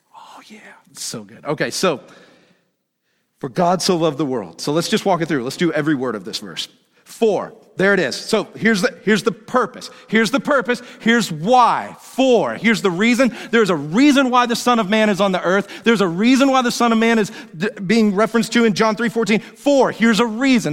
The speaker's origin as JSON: {"language": "English", "town": "Woodstock", "region": "Georgia", "country": "United States", "tie": "born or raised there", "said": "where I grew up in Woodstock, Georgia"}